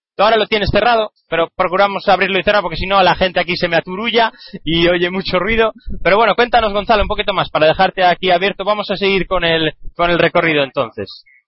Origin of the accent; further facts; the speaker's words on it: Galicia, Spain; moved away; un grupo de mi tierra, un grupo gallego